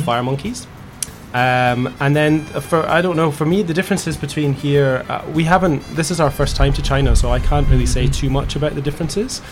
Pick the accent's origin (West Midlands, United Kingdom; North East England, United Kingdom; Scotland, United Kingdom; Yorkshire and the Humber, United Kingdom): Scotland, United Kingdom; accent: Scottish; moved away; also born or lived in England; I'm from Scotland, and uh, I used to work in uh, England